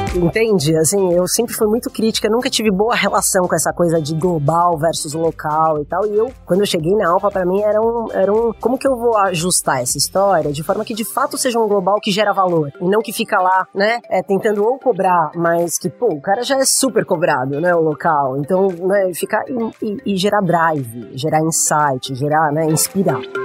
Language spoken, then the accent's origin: Portuguese; Brazil; eu sou brasileira